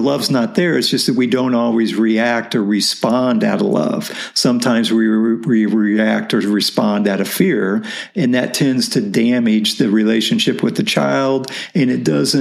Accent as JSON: {"language": "English", "region": "Midwest", "country": "United States", "tie": "born or raised there", "said": "grew up in the Midwest"}